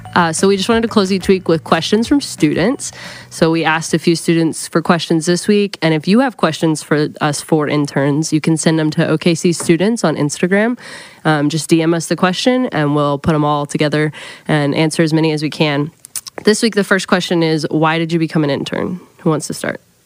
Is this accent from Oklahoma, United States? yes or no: yes; Oklahoma City, Oklahoma, United States; I'm from Oklahoma City